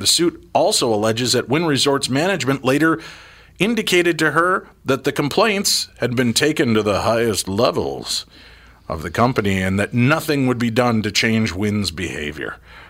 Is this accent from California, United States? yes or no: no; Chicago, Illinois, United States; I'm from Chicago